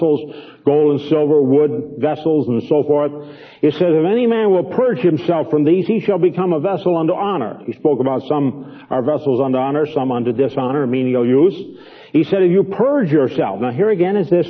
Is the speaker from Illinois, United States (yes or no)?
yes; Chicago, Illinois, United States; moved away; Even though I came from Chicago, it would be very difficult for me to go back to the place where I was born on the west side in a real slum area.